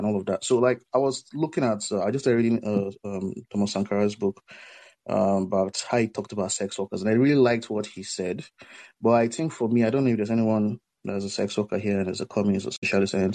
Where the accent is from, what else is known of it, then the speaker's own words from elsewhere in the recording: Nigeria; I'm from Nigeria.